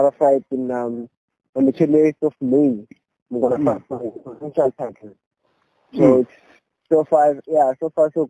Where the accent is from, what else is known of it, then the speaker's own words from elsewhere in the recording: Mbeke, Mpumalanga, South Africa; I'm from Mbeke in Mpumalanga.